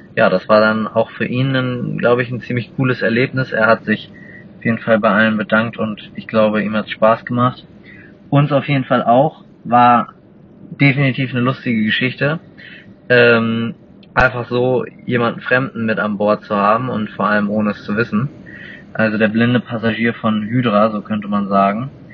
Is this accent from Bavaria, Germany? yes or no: no; Hamburg, Germany; ich komme aus Hamburg